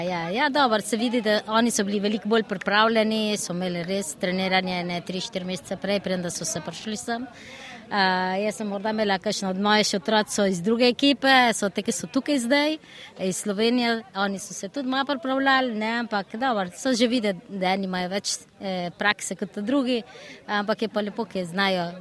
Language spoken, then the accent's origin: Slovenian; Buenos Aires, Argentina; moved away as an adult; now in Slovenia; Mi smo rojeni v Argentini, vsi te, ki smo tukaj, smo rojeni v Argentini. Ja, ja. V oh, Buenos Airesu